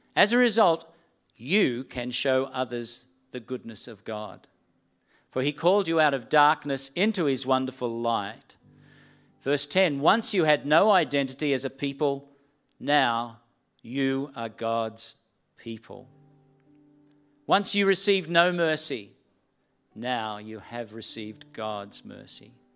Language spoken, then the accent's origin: English; Sydney, New South Wales, Australia; accent: Australian; moved away as an adult; also born or lived in Gilgandra / New Zealand; I'd grown up all my life in Sydney